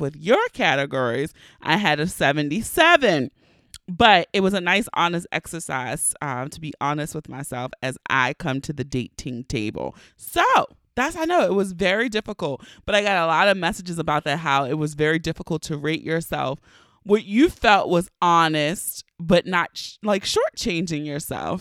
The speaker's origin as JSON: {"language": "English", "town": "Baltimore", "region": "Maryland", "country": "United States", "accent": "Baltimore", "said": "my true Baltimore accent"}